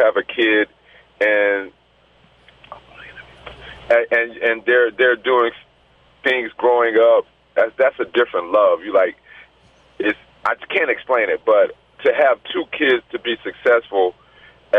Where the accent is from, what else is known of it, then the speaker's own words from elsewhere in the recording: the South, United States; I'm from the South